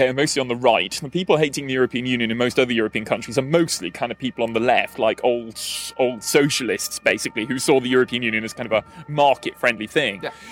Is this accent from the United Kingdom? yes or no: yes; Newport, Wales, United Kingdom; now in Denmark; I'm originally from a small and depressing industrial town called Newport in South Wales, uh, but I live in Denmark these days